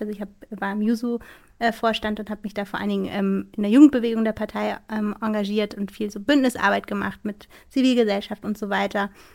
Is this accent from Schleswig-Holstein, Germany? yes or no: yes; Schleswig-Holstein, Germany; bei uns in Schleswig-Holstein, wo ich herkomme